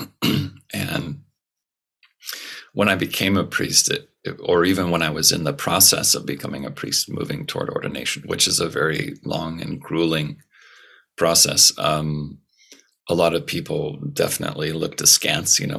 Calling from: California, United States; It is nine in the morning, roughly, and I'm on the northern coast of California, in the U.S.

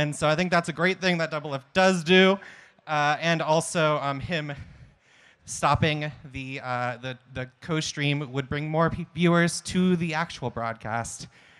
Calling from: Oregon, United States; Joining you from Southern Oregon.

